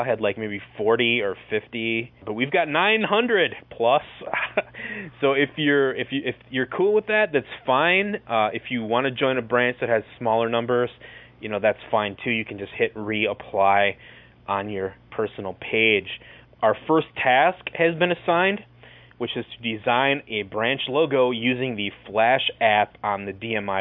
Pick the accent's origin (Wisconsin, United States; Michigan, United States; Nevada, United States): Wisconsin, United States; Racine; my hometown Racine, Wisconsin